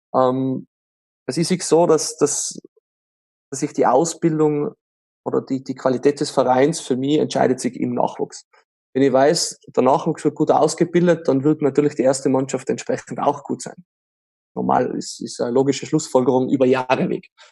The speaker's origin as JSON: {"language": "German", "country": "Austria", "said": "bei uns in Österreich"}